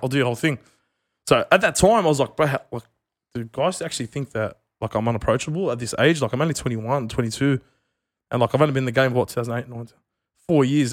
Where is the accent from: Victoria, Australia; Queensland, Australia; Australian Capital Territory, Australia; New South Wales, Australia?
New South Wales, Australia; Merrylands; I'm not from Belmore, I'm from Maryland